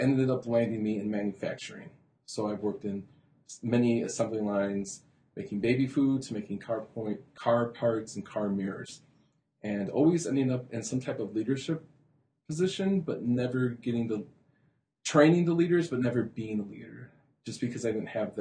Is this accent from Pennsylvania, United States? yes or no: no; Holland, Michigan, United States; also born or lived in Muskegon, Michigan / Grand Rapids, Michigan; I was born in Muskegon, raised in Holland, and always working in Grand Rapids and Holland area.